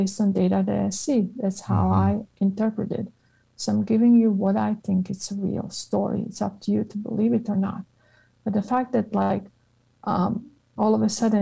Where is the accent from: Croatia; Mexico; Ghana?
Croatia; moved away as an adult; also born or lived in Italy / United Kingdom; now in United States; I remember being in high school in Croatia.